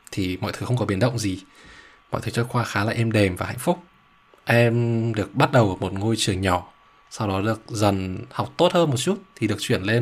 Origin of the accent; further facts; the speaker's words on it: Ha Long, Quang Ninh, Vietnam; moved away as an adult; em ở Hà Long thật ra là từ bé đến lớn rồi đến khi em đi học đại học